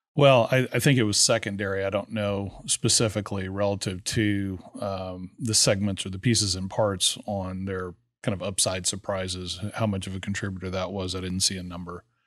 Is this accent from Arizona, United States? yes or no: no; Texas Gulf Coast, United States; I grew up on the Texas Gulf Coast